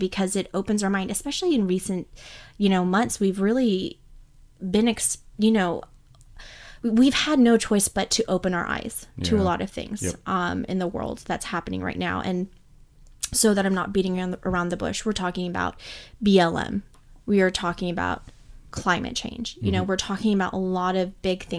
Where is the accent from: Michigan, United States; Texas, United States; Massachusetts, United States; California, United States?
California, United States; Bay Area; also born or lived in Los Angeles; We grew up in the Bay Area in California